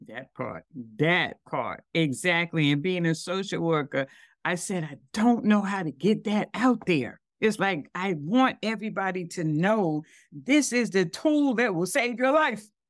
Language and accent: English; New York City, New York, United States; I'm from Brooklyn